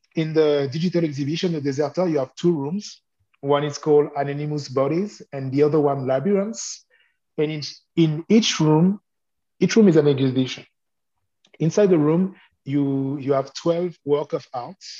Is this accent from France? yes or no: yes; Lyon, Auvergne-Rhône-Alpes, France; English is a second language; moved away as an adult; now in Brooklyn, United States; I became a radio journalist in my hometown, uh, Lyon, for a few years